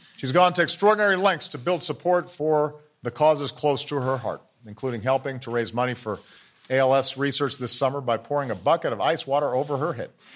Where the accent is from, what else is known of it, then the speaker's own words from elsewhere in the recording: Hawaii, United States; I grew up in Hawaii